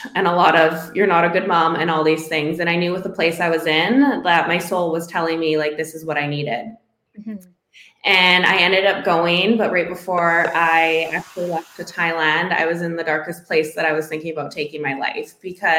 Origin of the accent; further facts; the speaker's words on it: Northwestern Ontario, Canada; moved away as an adult; my hometown, like I'm from a very small Northwestern Ontario town